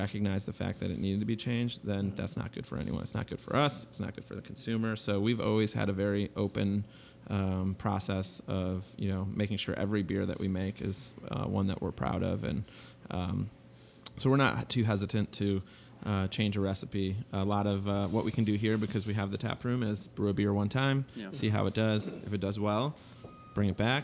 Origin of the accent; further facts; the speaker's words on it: Michigan, United States; moved away as an adult; now in Chicago, United States; I grew up in Michigan